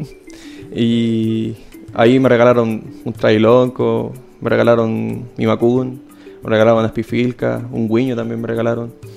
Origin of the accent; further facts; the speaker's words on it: Santiago, Santiago Metropolitan Region, Chile; moved away as an adult; also born or lived in Valparaíso Region; now in Valparaíso, Chile; yo nací en Santiago